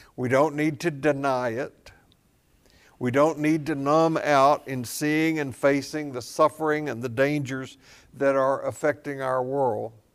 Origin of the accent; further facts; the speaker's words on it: Tennessee, United States; I grew up in Tennessee, south of Kentucky, where, uh, Mammoth Cave is